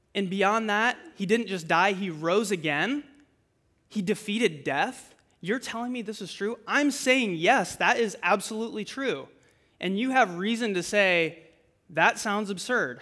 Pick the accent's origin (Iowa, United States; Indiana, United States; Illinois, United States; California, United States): Iowa, United States; Fort Dodge; I'm originally from Fort Dodge